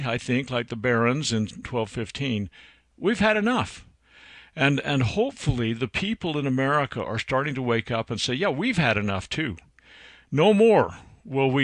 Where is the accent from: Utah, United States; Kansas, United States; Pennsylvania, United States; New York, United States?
Utah, United States; It's my home state